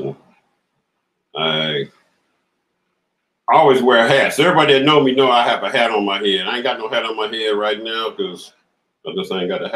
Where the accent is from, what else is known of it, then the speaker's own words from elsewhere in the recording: Compton, California, United States; also born or lived in Los Angeles, California; I'm from Compton, California. Born in LA, raised in Compton